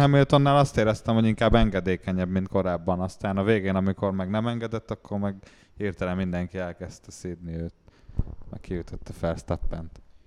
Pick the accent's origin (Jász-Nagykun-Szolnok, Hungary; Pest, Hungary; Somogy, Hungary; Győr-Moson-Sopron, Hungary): Pest, Hungary; Dunakeszi; Dunakeszin, Dunakeszin nőttem fel